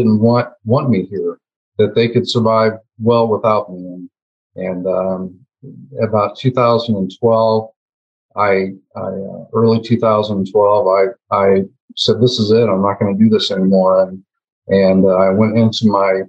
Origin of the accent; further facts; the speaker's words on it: West Central Illinois, United States; I was born and raised in West Central Illinois, a very small town.